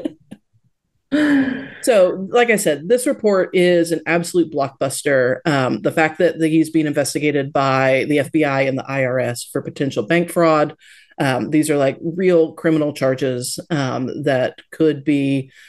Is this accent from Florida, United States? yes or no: yes; Tampa, Florida, United States; moved away; I was born in Tampa Bay and lived there for many years and still have a lot of family there.